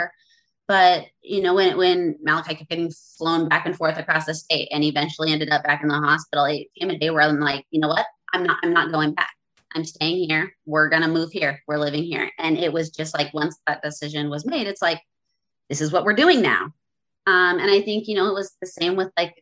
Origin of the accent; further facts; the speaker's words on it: central Washington State, United States; we moved back to my hometown in central Washington State in 2016.